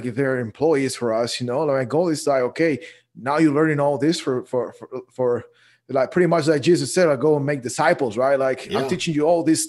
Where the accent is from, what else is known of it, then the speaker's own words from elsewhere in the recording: Guatemala; also born or lived in Dallas, Texas; now in Texas, United States; I'm originally from Guatemala.